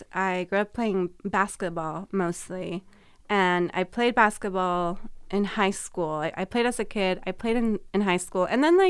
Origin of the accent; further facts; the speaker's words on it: California, United States; so I'm originally from California. I went to Arizona and I thought, man, it's so hard to live here.